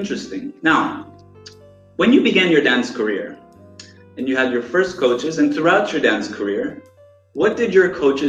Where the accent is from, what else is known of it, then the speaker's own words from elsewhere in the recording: Kostroma, Kostroma Oblast, Russia; born there; English is a second language; I'm actually Russian. I was born in Kastroma, Russia, but I was adopted by Italians, so that's why I speak and look Italian.